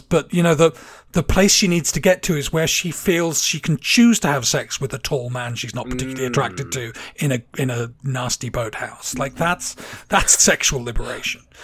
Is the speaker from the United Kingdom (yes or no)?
yes; England, United Kingdom; moved away; I grew up in England in the like 70s, 80s.